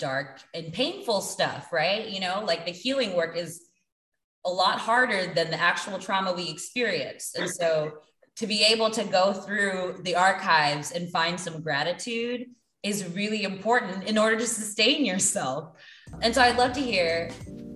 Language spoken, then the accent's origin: English; Kansas, United States; I grew up in Kansas.